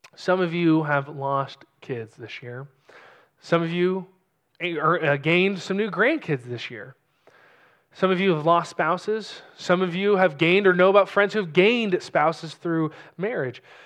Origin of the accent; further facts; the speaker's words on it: California, United States; moved away as an adult; also born or lived in New Mexico; now in New Braunfels, United States; being originally from California, Pastor Hayden is originally from Texas, I'm from California